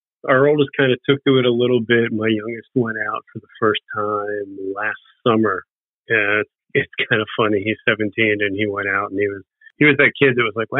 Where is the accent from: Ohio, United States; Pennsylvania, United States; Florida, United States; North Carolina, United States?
Pennsylvania, United States; Bensalem; now in Edgewater Park, United States; I grew up in Bensonville, Pennsylvania. It's a direct suburb of Philadelphia